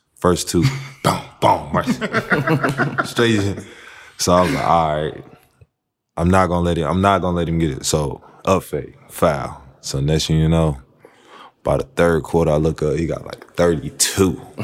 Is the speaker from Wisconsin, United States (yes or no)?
no; North Carolina, United States; I'm from North Carolina